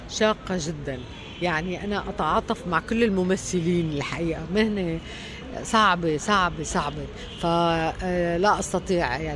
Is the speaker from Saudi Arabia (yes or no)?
no; Latakia, Latakia Governorate, Syria; moved away as an adult; also born or lived in Damascus; انا من من سوريا من مدينه اللاذقيه آه مدينه ساحليه تشبه الى حد بعيد مدينه الاسكندريه